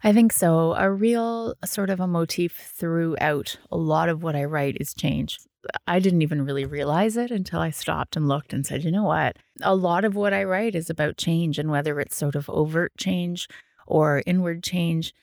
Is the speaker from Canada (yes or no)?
yes; Ottawa, Ontario, Canada; moved away as an adult; also born or lived in New Brunswick; now in Cape Breton, Canada; I'm from Ottawa, um, and lived there for a really long time